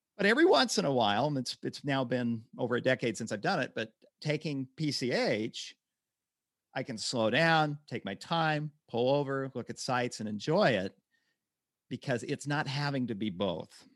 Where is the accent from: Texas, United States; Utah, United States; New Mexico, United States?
Utah, United States; My hometown in Utah